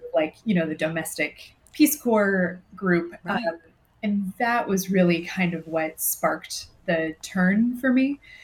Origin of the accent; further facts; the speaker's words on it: Southern California, United States; moved away as an adult; I was also from Southern California and had hadn't really traveled that much